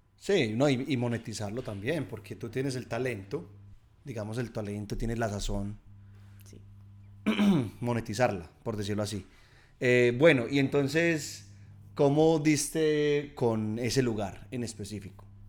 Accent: Colombia; now in Australia; nosotros los colombianos

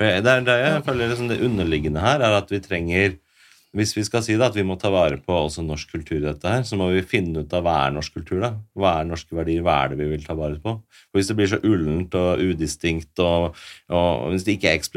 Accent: Oslo, Norway; Jeg vokste opp først på Hasle Hovin, men så flytta vi til Furuset, så vokste jeg

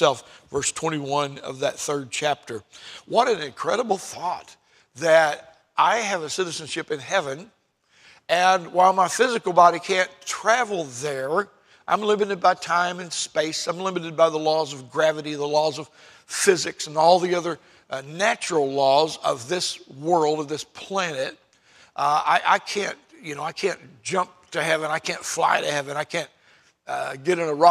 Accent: United States; I'm an American citizen

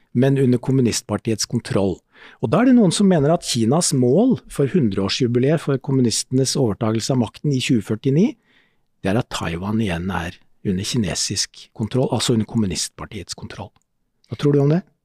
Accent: Askim, Viken, Norway; i Askim, der jeg vokste opp

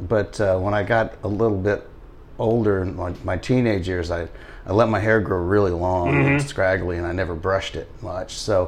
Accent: Dallas, Texas, United States; also born or lived in Ogden, Utah / Las Cruces, New Mexico; there's some wonderful terrain in the state of Texas, but we grew up in Dallas, and mm-hmm. it's pretty flat there.

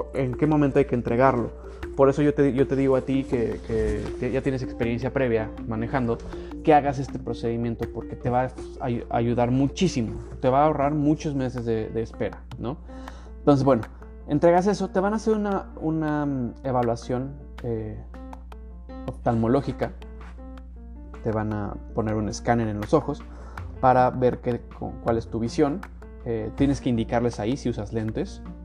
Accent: Mexico; first language Spanish; now in Canada; yo, como mexicano

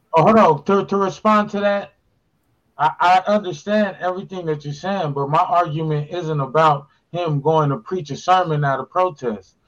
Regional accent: Pasadena, California, United States; I'm from Pasadena

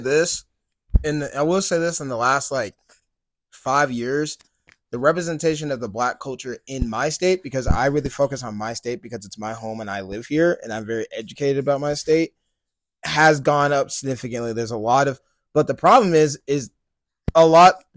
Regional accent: Colorado, United States; I love my home state

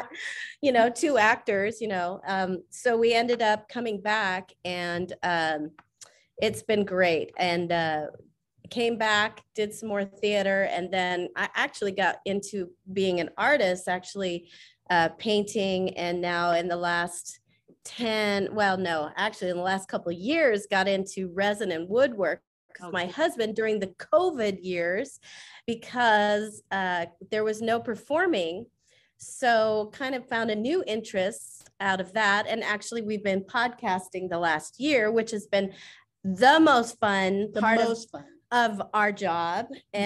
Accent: Colorado, United States; moved away as an adult; now in Coeur d'Alene, United States; I'm originally from Colorado

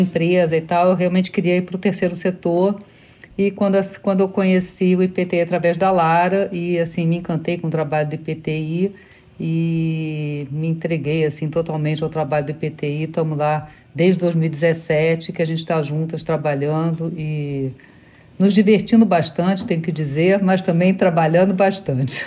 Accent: Rio de Janeiro, Brazil; moved away as an adult; also born or lived in Brussels, Belgium / New York, United States / Scarsdale, United States; now in Miami, United States; eu sou carioca

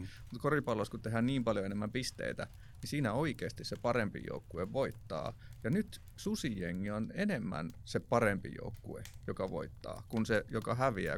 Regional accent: Jyväskylä, Central Finland, Finland; mä tuun Jyväskylästä

